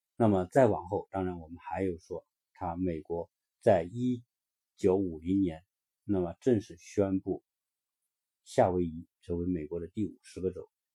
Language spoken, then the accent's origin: Chinese; China; 我们中国人知道阿拉斯加鱼有